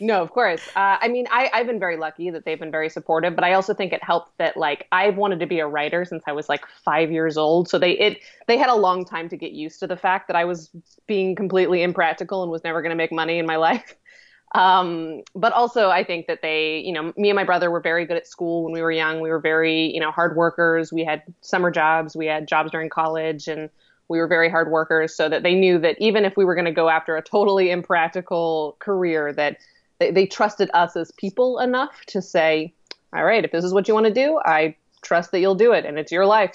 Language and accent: English; Colorado, United States; moved away as an adult; also born or lived in Seattle, Washington / Oregon; now in New York, United States; I was actually born in Seattle, Washington, but I only lived there for about two years, so it, it, it's fundamentally, I grew up in Colorado. Colorado was my hometown.